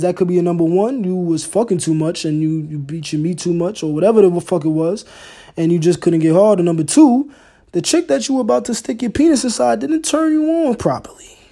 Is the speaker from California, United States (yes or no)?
no; New York, United States; I'm from the East Coast. I'm from New York